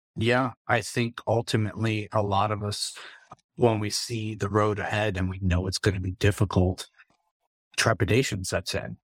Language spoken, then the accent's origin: English; South Florida, United States; moved away; I grew up in South Florida